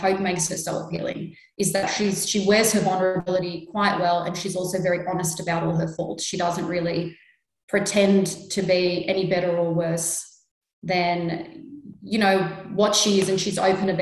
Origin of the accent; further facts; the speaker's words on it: Sydney, New South Wales, Australia; I'm a Lebanese woman born and raised in Sydney. And like Nicole, my beginnings are also out in Sydney's West.